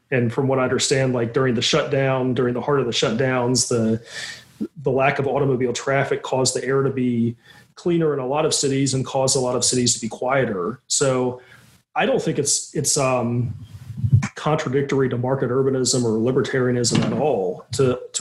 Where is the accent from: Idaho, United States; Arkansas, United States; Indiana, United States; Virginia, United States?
Virginia, United States; now in New York, United States; I'm from Virginia, but I live in New York